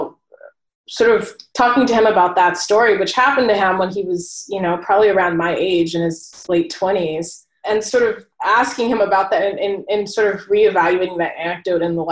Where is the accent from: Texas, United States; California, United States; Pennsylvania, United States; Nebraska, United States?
California, United States; Oceanside; moved away as an adult; also born or lived in Michigan; now in New York City, United States; I'm from Oceanside, California, which is in San Diego, and I'm now living in New York.